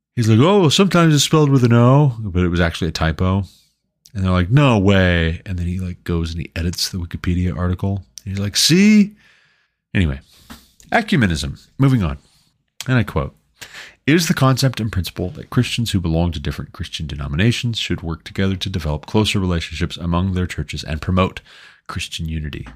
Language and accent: English; Montana, United States; moved away as an adult; also born or lived in Southern Ohio; now in Colorado, United States; until we moved away from Southern Ohio back to my home state of Montana